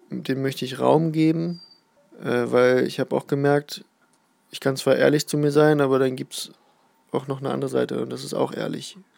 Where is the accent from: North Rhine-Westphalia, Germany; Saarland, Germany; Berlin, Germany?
Berlin, Germany; now in Südniedersachsen, Germany; bin 30 Jahre alt, gebürtig aus Berlin, dort habe ich auch lange, lange Jahre gelebt und wohne jetzt seit fast einem Jahr auf dem Land in Südniedersachsen